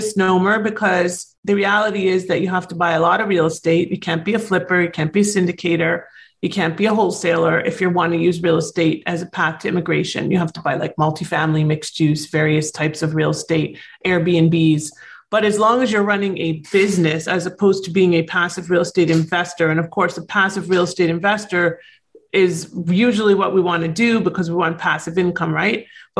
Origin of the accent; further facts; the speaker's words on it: Toronto, Ontario, Canada; moved away as an adult; now in United States; So originally I'm from Toronto.